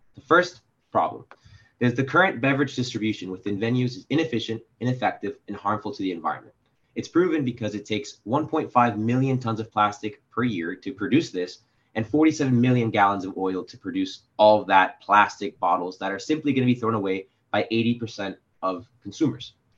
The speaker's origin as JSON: {"language": "English", "town": "Miami", "region": "Florida", "country": "United States", "moved": "yes", "lives_now": "New York, United States", "said": "I'm from Miami, Florida"}